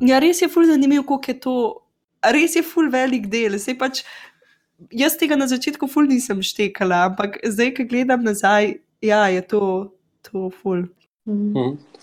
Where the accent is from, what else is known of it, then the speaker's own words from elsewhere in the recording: Slovenia; moved away; also born or lived in England; Slovenci smo